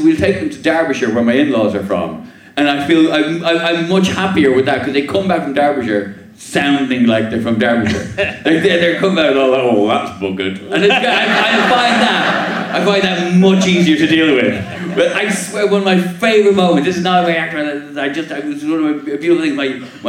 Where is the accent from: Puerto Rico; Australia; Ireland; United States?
Ireland; now in England; as an Irishman and as a dad